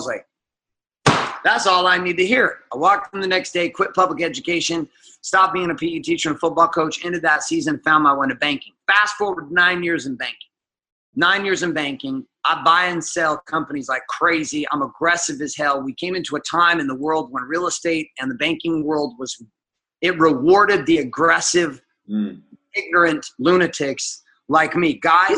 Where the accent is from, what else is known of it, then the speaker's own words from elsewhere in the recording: Seattle, Washington, United States; also born or lived in Stockton, California; All over the United States, but mostly the West Coast. So I grew up in Seattle, Washington, and Central California, a place called Stockton.